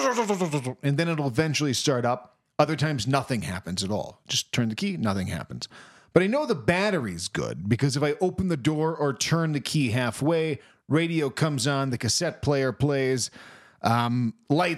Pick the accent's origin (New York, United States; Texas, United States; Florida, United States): Florida, United States; moved away; I'm from Florida